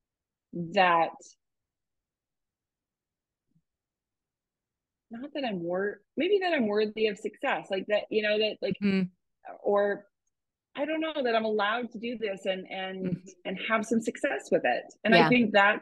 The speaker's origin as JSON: {"language": "English", "country": "Canada", "said": "I'm Canadian"}